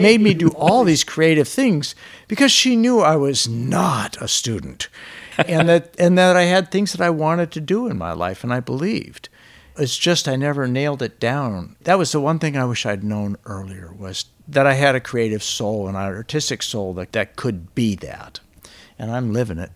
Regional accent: Alaska, United States; I grew up in Alaska

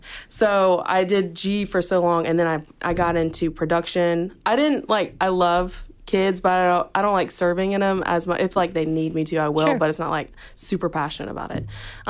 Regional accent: Toccoa, Georgia, United States; I'm from Toccoa, Georgia

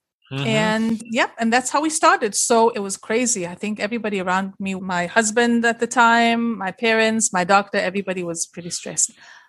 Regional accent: Liberia; now in Israel; And I was born in Israel, raised in Liberia, and then schlepped back to Israel. So I can say I'm an Israeli.

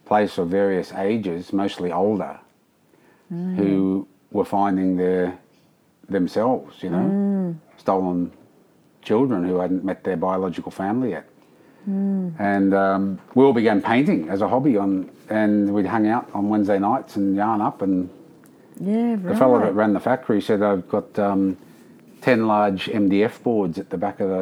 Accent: Penrith, New South Wales, Australia; in Penrith, in my hometown

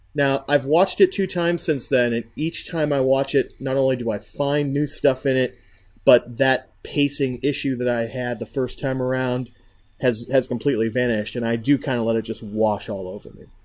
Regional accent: United States; I'm an American

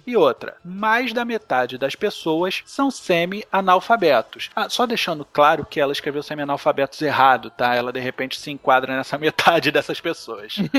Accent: Rio de Janeiro, Brazil; eu sou carioca

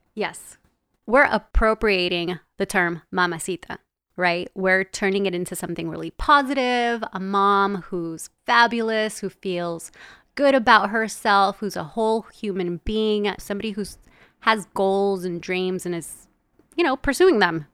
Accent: Los Angeles, California, United States; also born or lived in El Salvador; I'm from El Salvador, but grew up in Los Angeles in a very traditional Latin household.

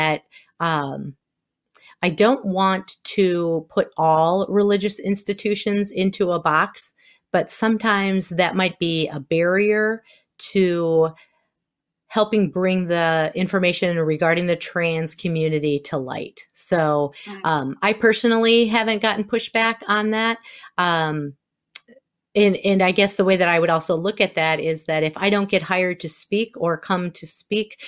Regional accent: Wisconsin, United States; accent: Wisconsin; my Wisconsin accent

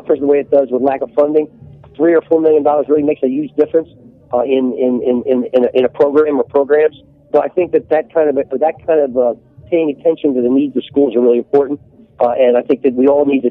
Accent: Philadelphia, Pennsylvania, United States; I grew up a Third and Snyder

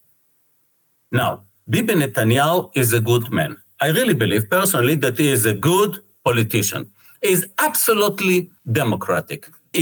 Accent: Israel

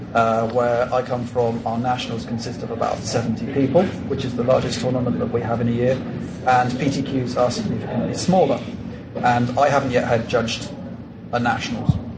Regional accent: England, United Kingdom; moved away as an adult; now in Colombia; I'm English, but now I live in Colombia

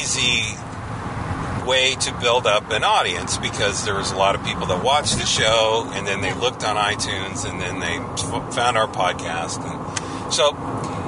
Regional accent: San Bernardino, California, United States; now in Orange County, United States; growing up in San Bernardino, it was hot

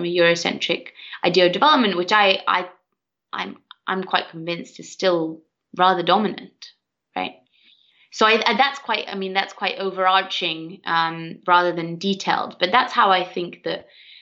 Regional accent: Sweden; I'm from Sweden

